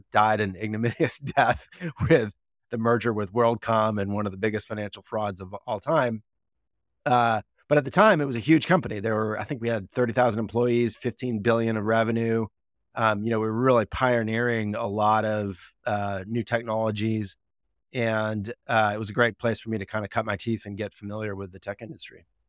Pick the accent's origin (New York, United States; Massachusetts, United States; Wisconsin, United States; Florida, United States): Wisconsin, United States; moved away as an adult; also born or lived in Washington, D.C.; now in California, United States; I'm a Midwesterner at heart. I grew up in Wisconsin, uh, for most of my, you know, teenage years